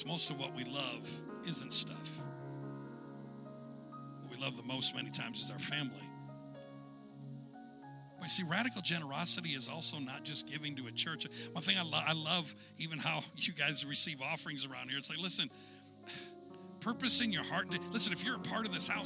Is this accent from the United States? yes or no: yes; United States; As an American